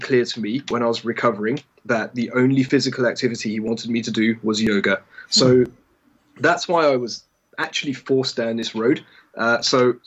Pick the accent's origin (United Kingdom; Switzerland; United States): United Kingdom; England; I grew up in England, and I went to a very English school